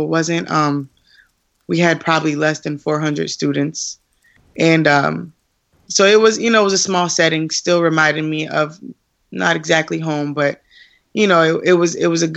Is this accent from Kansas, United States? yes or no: no; Springfield, Massachusetts, United States; I was born in Springfield, Massachusetts.